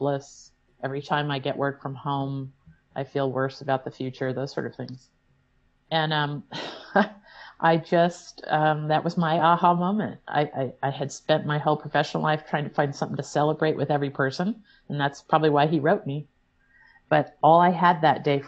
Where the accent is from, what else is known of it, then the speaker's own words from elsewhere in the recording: Illinois, United States; now in Vermont, United States; I grew up in Illinois, a world away